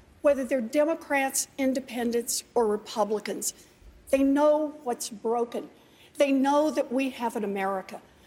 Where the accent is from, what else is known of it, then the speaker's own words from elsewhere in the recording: Oklahoma, United States; I grew up out in Oklahoma